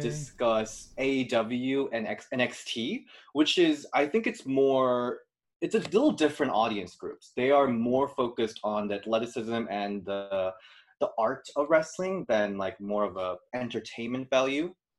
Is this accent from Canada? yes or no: no; South Korea; English is a second language; now in Chicago, United States; I'm from Korea, and how I learned English is li- literally from watching pro wrestling.